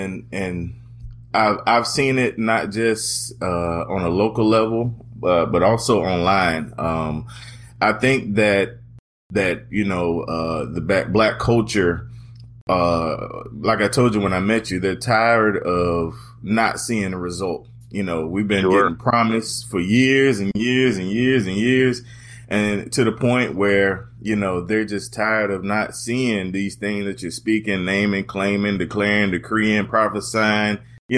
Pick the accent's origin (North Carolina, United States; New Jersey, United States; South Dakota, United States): North Carolina, United States; I'm originally from Eastern North Carolina, and most people tell me I don't sound like it